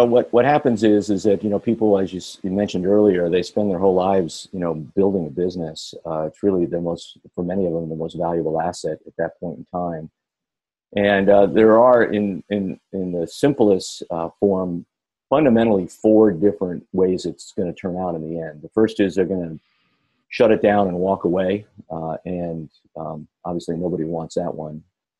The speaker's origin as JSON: {"language": "English", "town": "Ann Arbor", "region": "Michigan", "country": "United States", "tie": "born there", "said": "So I actually born in Ann Arbor, Michigan, but lived all over the country."}